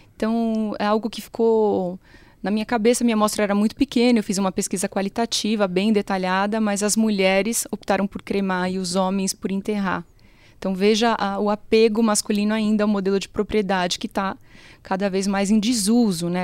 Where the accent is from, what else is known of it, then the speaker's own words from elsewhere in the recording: Brazil; enquanto brasileiros